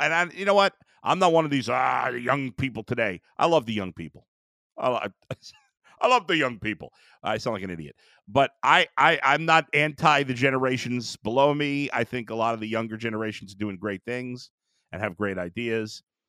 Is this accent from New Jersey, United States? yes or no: no; New York, United States; moved away as an adult; now in Cleveland, United States; I was born and raised in New York, um, lived most of my life there, but I've spent the last twelve years in Cleveland.